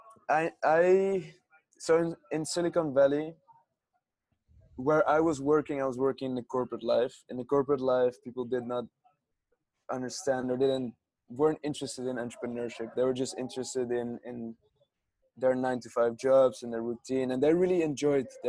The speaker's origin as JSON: {"language": "English", "town": "Amsterdam", "region": "North Holland", "country": "Netherlands", "tie": "born or raised there", "also_born_or_lived": "Hong Kong", "second_language": "English", "moved": "as an adult", "said": "I grew up in Amsterdam"}